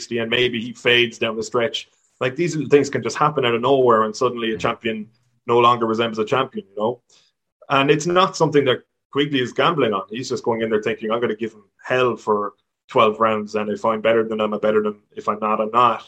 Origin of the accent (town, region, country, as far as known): Ireland